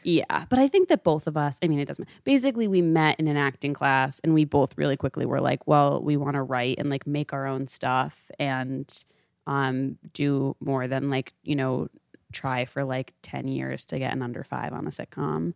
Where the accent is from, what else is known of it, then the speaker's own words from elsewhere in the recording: Storrs, Connecticut, United States; I am from Stores, Connecticut. It's, like, way the fuck out there